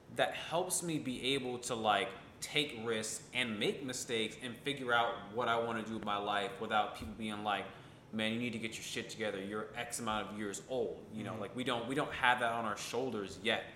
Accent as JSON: {"language": "English", "town": "Ithaca", "region": "New York", "country": "United States", "tie": "born or raised there", "said": "I'm from Ithaca, New York, um, upstate New York"}